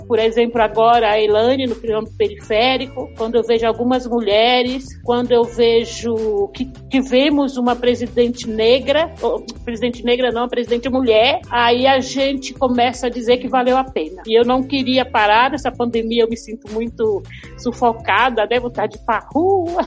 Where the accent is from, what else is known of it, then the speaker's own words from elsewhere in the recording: Salvador, Bahia, Brazil; Eu sou nascida em Salvador, em 1957